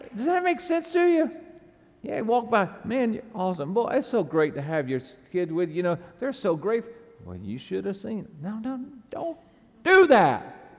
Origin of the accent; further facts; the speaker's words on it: the South, United States; I was raised in the South